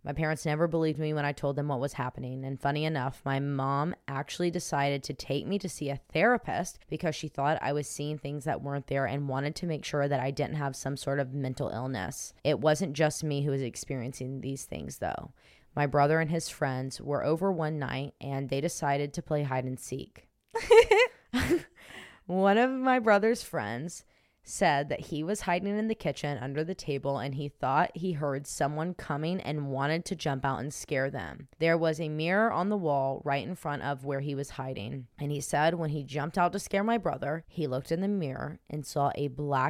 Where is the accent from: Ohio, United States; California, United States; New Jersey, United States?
California, United States; Los Angeles; now in Texas, United States; I'm originally from Los Angeles, and I now live in Texas.